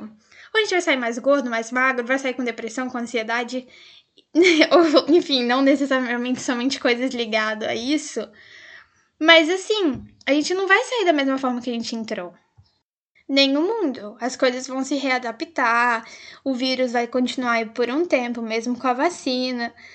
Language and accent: Portuguese; Brazil; enquanto brasileiros